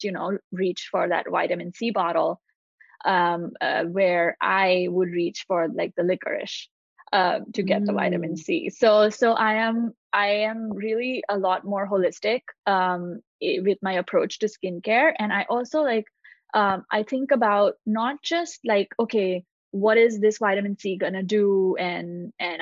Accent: India; moved away as an adult; now in United States; I grew up in India. I moved to the US when I was 19.

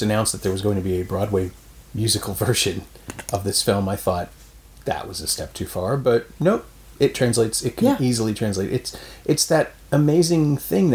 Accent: Canada; as the Canadian

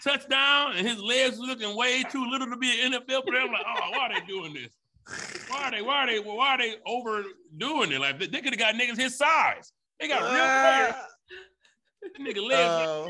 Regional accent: Detroit, Michigan, United States; I'm from Detroit, man.

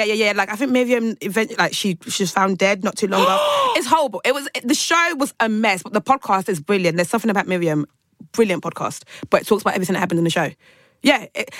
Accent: Nigeria; I'm Nigerian, I'm Yoruba

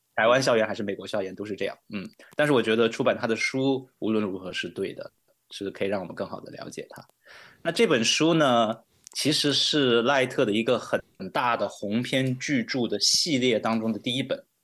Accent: China; moved away as an adult; now in Wheaton, United States; 我是来自内地，呃，一个家庭教会的牧师

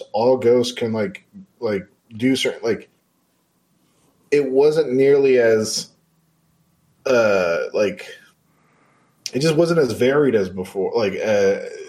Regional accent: California, United States; I'm from California

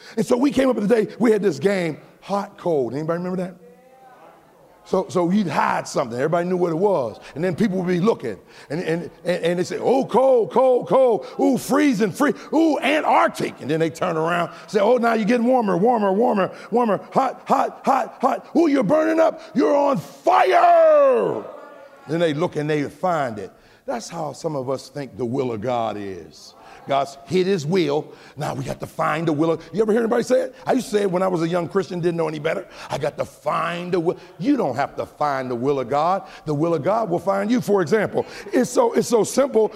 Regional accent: United States; I'm American

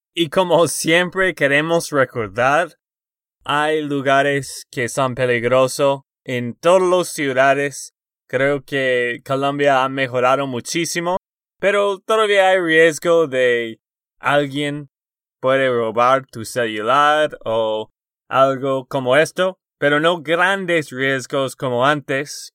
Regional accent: Texas, United States; de Texas, Estados Unidos.

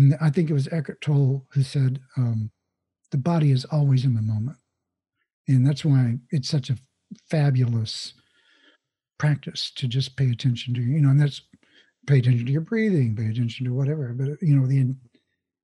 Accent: Oklahoma, United States; Even though I grew up in Oklahoma

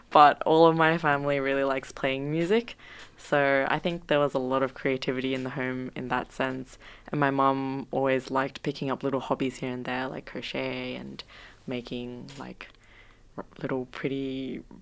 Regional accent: South Korea; born there; Yeah, they did. Um, I was born in Korea as well. So actually, um, I grew up with a lot of Korean music

